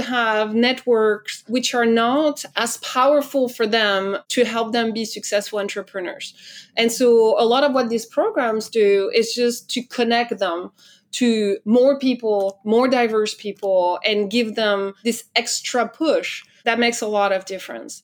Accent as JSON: {"language": "English", "country": "France", "accent": "French", "second_language": "English", "said": "I'm French, as I'm sure you've already heard, thanks to my accent"}